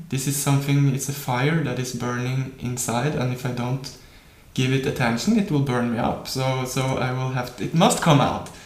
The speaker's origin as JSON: {"language": "English", "country": "Norway", "tie": "born or raised there", "said": "by growing up in Norway, I have spent much time uh, in nature"}